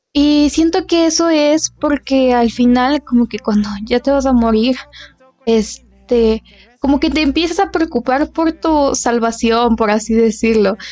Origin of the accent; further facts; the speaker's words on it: Mexico; somos de México